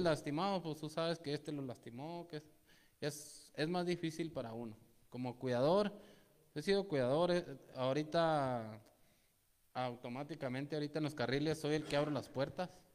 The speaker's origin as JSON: {"language": "Spanish", "country": "Mexico", "said": "traemos una tradición como mexicanos"}